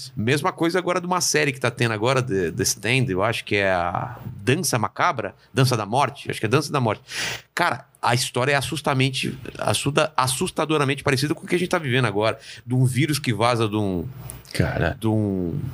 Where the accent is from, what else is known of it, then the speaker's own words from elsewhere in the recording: ABC Paulista, São Paulo, Brazil; Eu sou do ABC